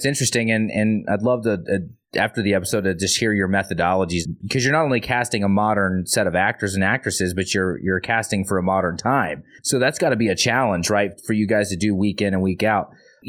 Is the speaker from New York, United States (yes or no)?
no; Arkansas, United States; I'm from Arkansas. I don't know if you guys know that. I've said it on the podcast a little bit, but I am Southern. I may not sound like it, but I have a lot of Southern tendrils in me.